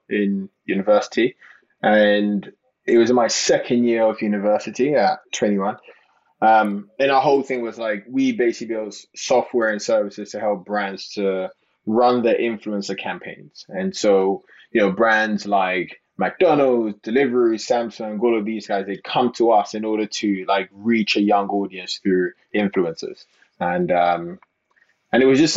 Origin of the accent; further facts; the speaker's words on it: Ghana; now in London, United Kingdom; I went to live in Ghana for 10 years